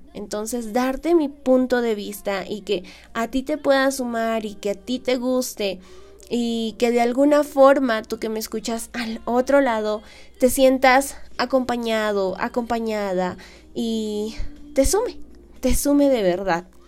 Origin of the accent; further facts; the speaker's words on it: Peru; aquí en mi país, en el Perú